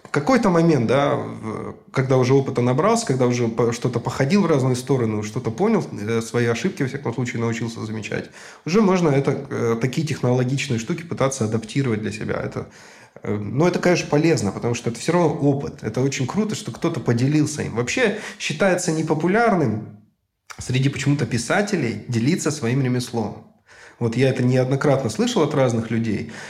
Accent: Novosibirsk, Novosibirsk Oblast, Russia; Я был хедрайтером вот новосибирской команды, собственно, откуда я родом

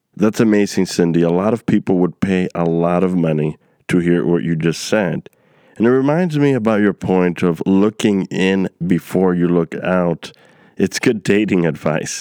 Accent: New York City, New York, United States; also born or lived in Queens; growing up in New York City

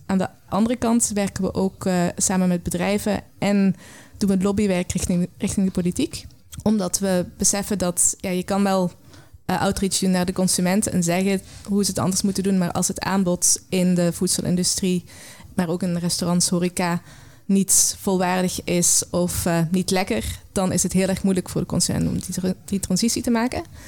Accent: Belgian Limburg, Flanders, Belgium; now in Netherlands; Ik ben eh, opgegroeid in een klein Belgisch Limburgs

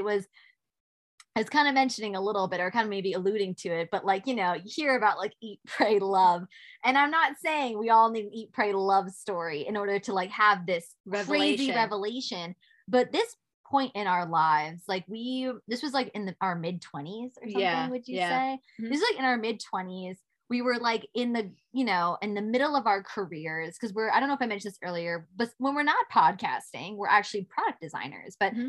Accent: New York City, New York, United States; as a New Yorker, like you see these things all the time and you take it for granted.

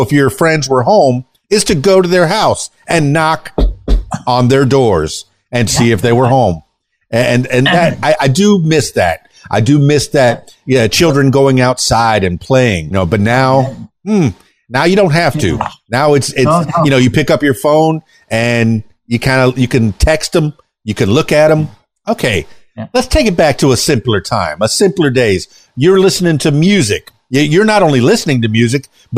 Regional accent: Florida Keys, United States; I'm from the Florida Keys

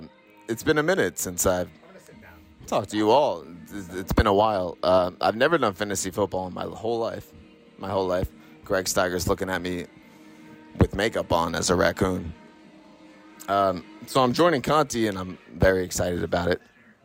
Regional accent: New York, United States; I'm from New York.

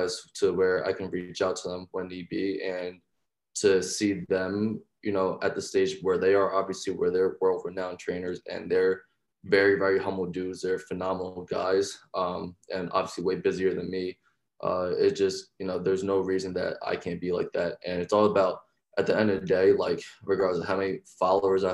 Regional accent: Deptford, New Jersey, United States; I'm originally from South Jersey, small town called Deptford.

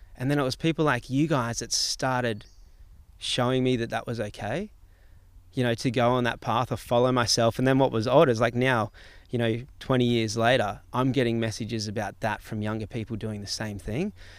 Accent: Gold Coast, Queensland, Australia; growing up in Palm Beach on the Gold Coast, and I was in the Palm Beach Board Riders

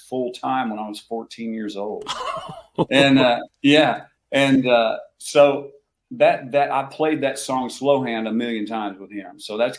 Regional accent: Oklahoma, United States; I grew up in Oklahoma.

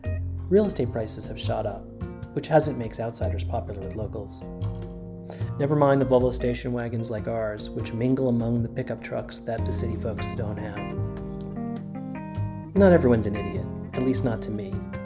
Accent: New Jersey, United States; moved away as an adult; also born or lived in Brooklyn, New York; now in Dutchess County, New York, United States; I grew up in New Jersey suburbs

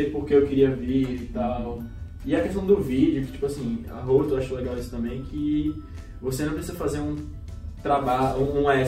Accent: Recife, Pernambuco, Brazil; moved away as an adult; now in United States; eu sou de Recife, eu sempre fiz, eu sempre fiz escola brasileira

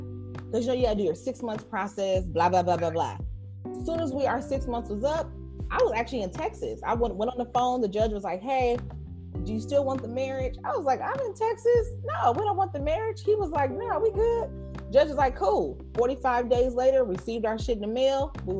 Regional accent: Jamaica; I'm a Jamaican low-key.

